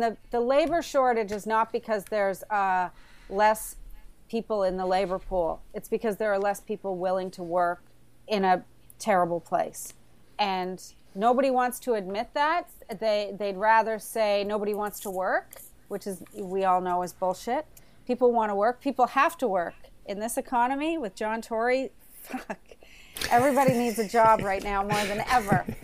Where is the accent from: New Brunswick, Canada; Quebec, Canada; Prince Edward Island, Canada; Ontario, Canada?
Prince Edward Island, Canada; also born or lived in Alert Bay, British Columbia / Vancouver; now in Toronto, Canada; I grew up in Prince Edward Island